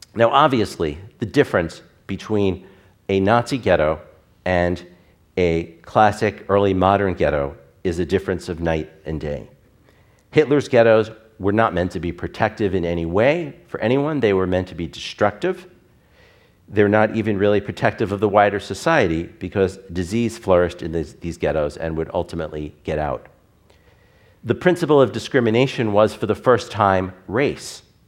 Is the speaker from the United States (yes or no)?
yes; Long Island, New York, United States; my identity as a Reform Jew growing up on Long Island